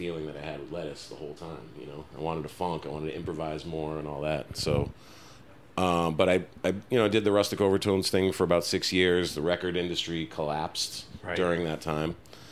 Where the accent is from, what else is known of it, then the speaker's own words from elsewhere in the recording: Portland, Maine, United States; I grew up in Portland, Maine, which is, you know, a really great food city